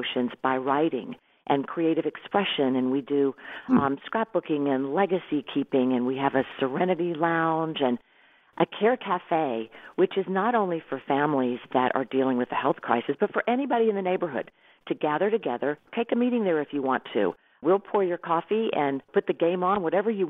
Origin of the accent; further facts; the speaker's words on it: Irmo, South Carolina, United States; I grew up in Irmo living in Whitehall